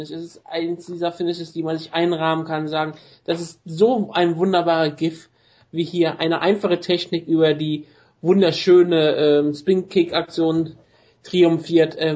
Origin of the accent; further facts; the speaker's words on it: Germany; Ich aber, weiß, aber ich kann Bonus ruhig sagen, ich bin Deutscher.